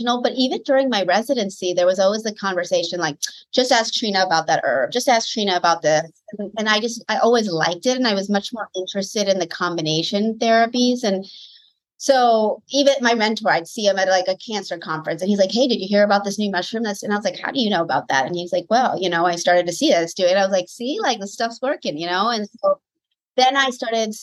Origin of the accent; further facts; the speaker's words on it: Washington, District of Columbia, United States; moved away as an adult; also born or lived in Connecticut; now in Southern California, United States; I'm from the East Coast, born and raised in Washington, D.C. area.